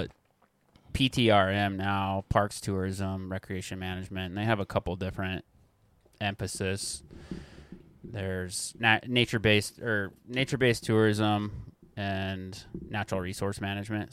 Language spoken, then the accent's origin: English; Corvallis, Montana, United States; also born or lived in Missoula, Montana / Big Sky, Montana / Bozeman, Montana; I grew up in the Bitterroot. I went to Corvallis High School, graduated there